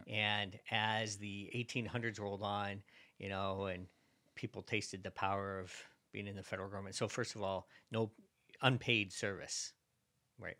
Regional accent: Virginia, United States; I'm from Virginia

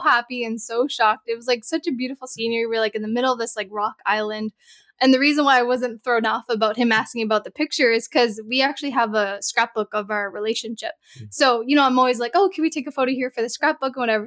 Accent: Canada; I'm from Canada

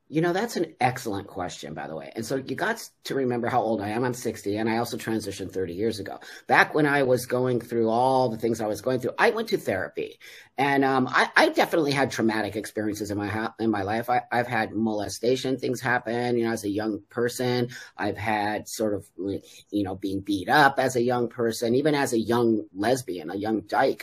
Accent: Los Angeles, California, United States; moved away as an adult; also born or lived in Mexico; I am 60 and I grew up in uh, the San Fernando Valley in, in Los Angeles, California in the 60s and 70s.

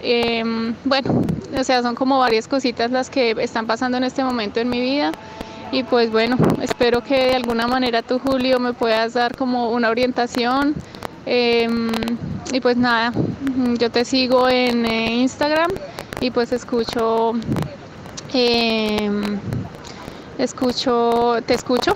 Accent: Colombia; moved away as an adult; now in Australia; soy colombiana

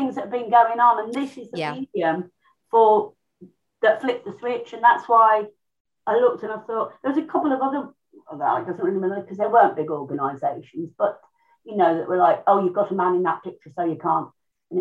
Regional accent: Birmingham, West Midlands, United Kingdom; I'm from Birmingham

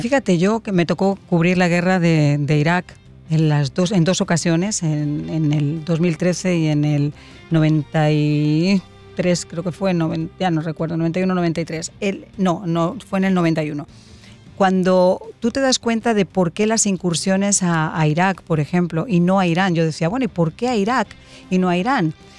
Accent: Spain; como española

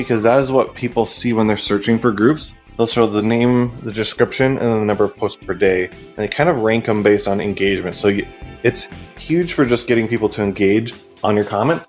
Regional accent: Minneapolis, Minnesota, United States; I come from Minneapolis, Minnesota, in the U.S.

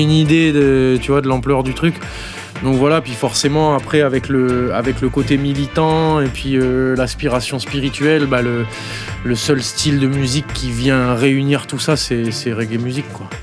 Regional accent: New Caledonia; moved away; je suis de Nouvelle-Calédonie. Et en Nouvelle-Calédonie, on a une grosse culture reggae

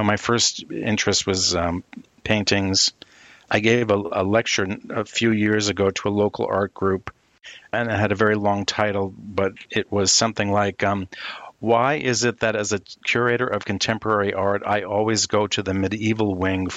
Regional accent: Northeast, United States; moved away as an adult; also born or lived in Syracuse / Europe / Midwest; someone who is born and bred in the Northeast and come from a long line of city people. You know, my family on both sides, half from Boston, half from New York City, we're city folk

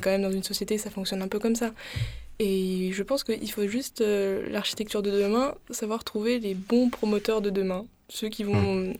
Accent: Aix-en-Provence, Provence-Alpes-Côte d'Azur, France; now in Marseille, France; Aix, du coup, je suis pas de très loin, Aix-en-Provence.

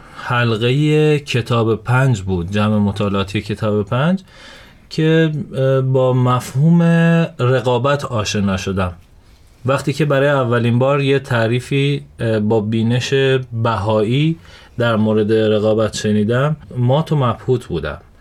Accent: Shiraz, Fars, Iran; توی شیراز به دنیا اومدم

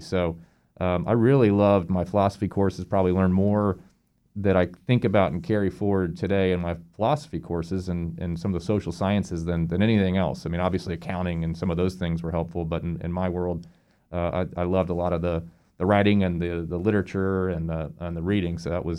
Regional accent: Terre Haute, Indiana, United States; I am originally from Terre Haute, Indiana, which is a small town just on the Illinois-Indiana border.

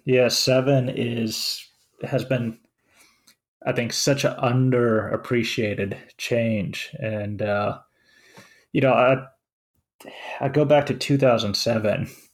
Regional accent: Finland; now in United States; I'm from Finland.

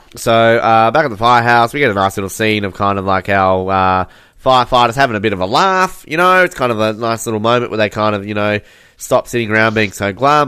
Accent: Australia; I'm Australian

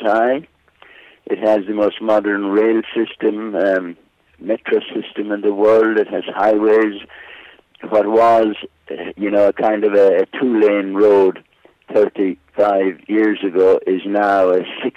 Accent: Ballinasloe, Connacht, Ireland; accent: Irish; moved away as an adult; also born or lived in London / Shannon; now in Dubai, United Arab Emirates; I'm from Ballinasloe in County Galway.

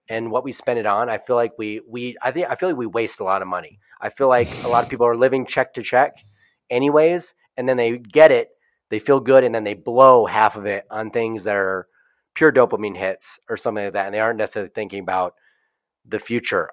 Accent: Midwest, United States; I grew up in the Midwest

